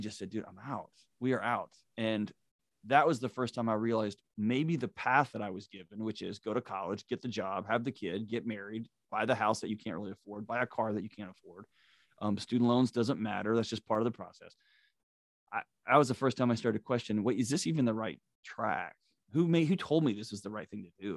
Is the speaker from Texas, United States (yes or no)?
yes; Houston, Texas, United States; I grew up in Houston, Texas